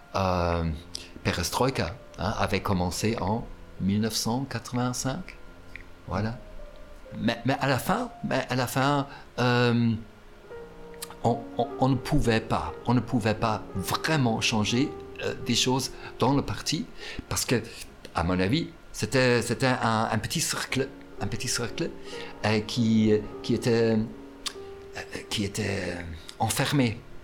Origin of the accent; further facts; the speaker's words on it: East Germany, Germany; French is a second language; also born or lived in Potsdam; c'était en Allemagne de l'Est, oui. Mon enfance, moi je dirais que c'était une, enfance, heureuse